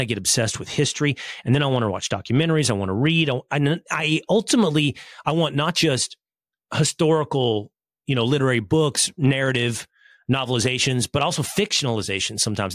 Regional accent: Texas, United States; I'm from Texas

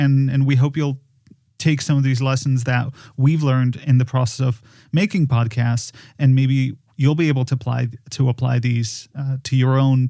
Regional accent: Poland; moved away; I am from Poland.

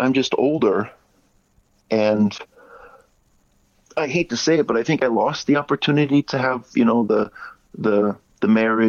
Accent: United States; now in Japan; I'm American, and but yeah, being here in Japan

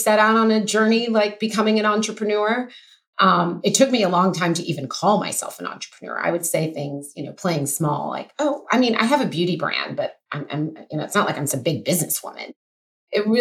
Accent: Oklahoma, United States; moved away as an adult; now in Los Angeles, United States; I grew up in Oklahoma, went to college there, moved

